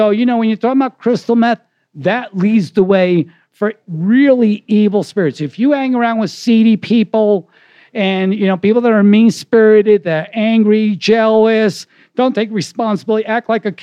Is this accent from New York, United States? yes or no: yes; New York, United States; I'm from New York